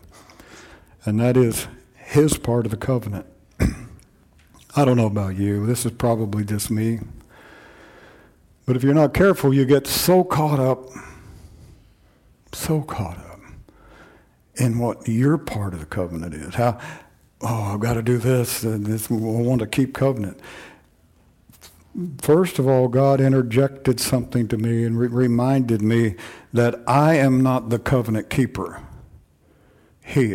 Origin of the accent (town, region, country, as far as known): United States